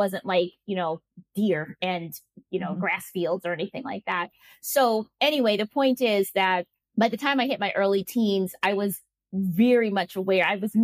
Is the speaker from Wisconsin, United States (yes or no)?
yes; Milwaukee, Wisconsin, United States; moved away as an adult; now in Spain; growing up in Milwaukee was actually quite picturesque